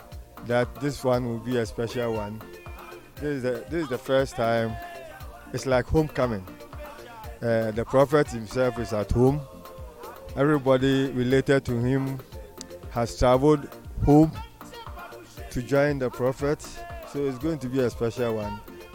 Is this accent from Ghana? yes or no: yes; Ghana; my family is here. We are coming from Ghana.